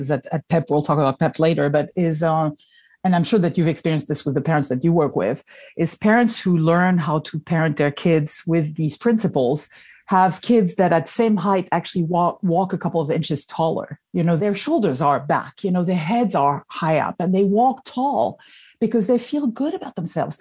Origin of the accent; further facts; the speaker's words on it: Paris, Île-de-France, France; moved away as an adult; now in United States; I grew up in Paris, and I only came to the United States when I was 26 years old